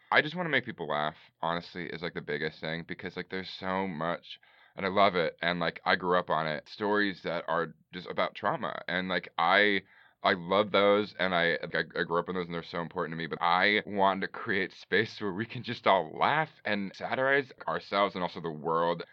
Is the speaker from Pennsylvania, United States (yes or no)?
no; Bay Area, California, United States; also born or lived in Chicago; now in Los Angeles, United States; I'm from the Bay Area